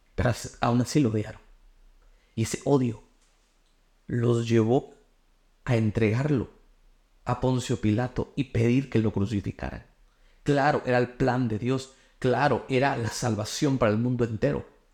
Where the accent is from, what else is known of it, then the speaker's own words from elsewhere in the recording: Guatemala; yo soy de Guate